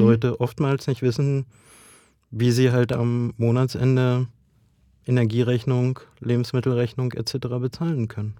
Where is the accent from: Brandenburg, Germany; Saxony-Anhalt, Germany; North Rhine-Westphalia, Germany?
Brandenburg, Germany; ich komme ja aus Ostdeutschland, aus Brandenburg